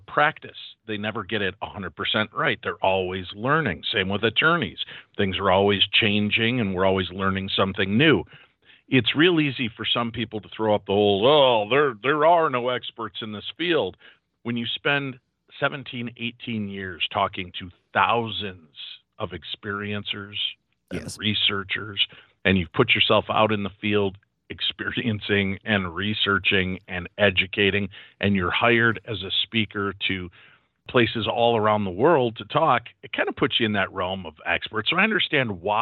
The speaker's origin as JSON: {"language": "English", "region": "Illinois", "country": "United States", "said": "I'm from Illinois originally"}